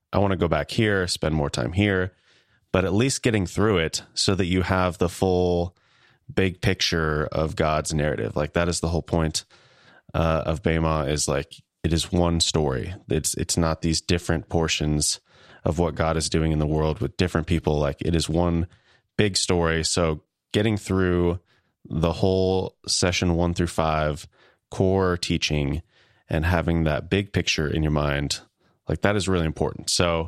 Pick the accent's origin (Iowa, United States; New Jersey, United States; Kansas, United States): Kansas, United States; accent: Midwestern; I am from Kansas.